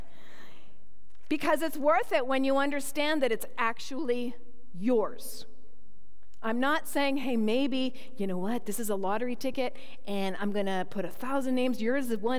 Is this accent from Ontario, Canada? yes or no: yes; Toronto, Ontario, Canada; moved away; also born or lived in Manitoba; I was born in Toronto, Ontario, and close to Niagara Falls.